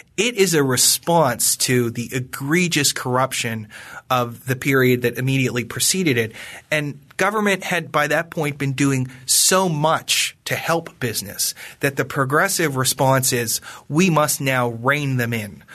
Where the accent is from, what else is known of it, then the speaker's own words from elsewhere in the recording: Western Pennsylvania, United States; I come from, I come from Western Pennsylvania, which was the home of the Whiskey Rebellion, and that's sort of in my bones and in my blood